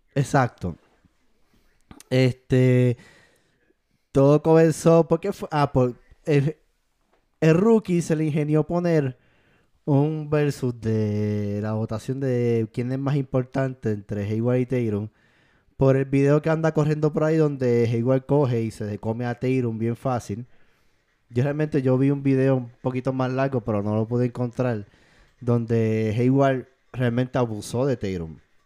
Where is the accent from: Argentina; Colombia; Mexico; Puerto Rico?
Puerto Rico; Fui seleccionado en mi país de Puerto Rico